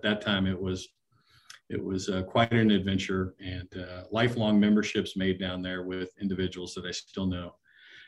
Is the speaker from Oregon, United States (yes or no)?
yes; Oregon, United States; I'm from originally the West Coast, right? Grew up in a small town out in the state of Oregon, and a very tiny town, Isabel